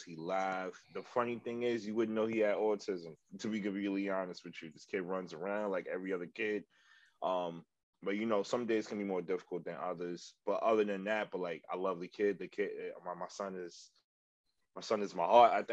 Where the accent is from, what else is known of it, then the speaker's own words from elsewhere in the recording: New York City, New York, United States; I'm born and raised in the Bronx